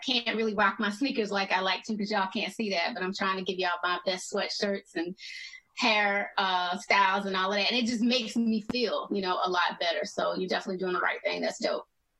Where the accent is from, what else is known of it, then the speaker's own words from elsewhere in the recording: Atlanta, Georgia, United States; because I'm from Atlanta